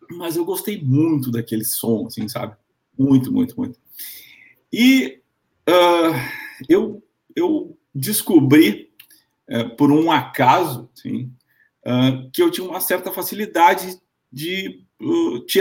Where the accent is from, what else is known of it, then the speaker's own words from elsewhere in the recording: Panama; Na verdade, eu sou panamenho, eu nasci no Panamá, é, sou de mãe brasileira, por isso eu também falo em português, né? Eu aprendi as duas línguas ao mesmo tempo.